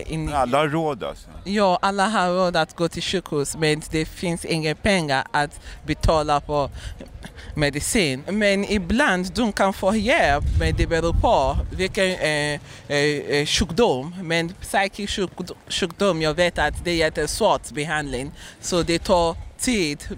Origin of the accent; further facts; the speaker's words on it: Nigeria; Swedish is a second language; Nej, jag kommer från Nigeria.